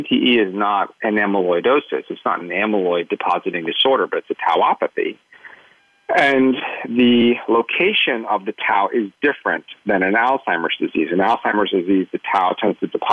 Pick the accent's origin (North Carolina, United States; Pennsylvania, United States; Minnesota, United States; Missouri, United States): Pennsylvania, United States; Pittsburgh; I grew up in Pittsburgh, Pennsylvania, which is, of course, prime, football country